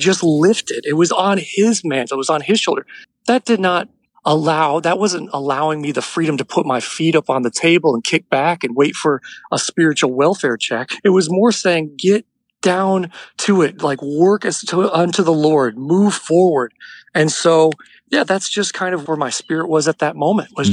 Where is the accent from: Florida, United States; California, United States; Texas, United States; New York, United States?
Florida, United States; moved away as an adult; also born or lived in Nashville, Tennessee / Albuquerque, New Mexico; I'm from Florida, where I'm calling you from today, where we live back here now.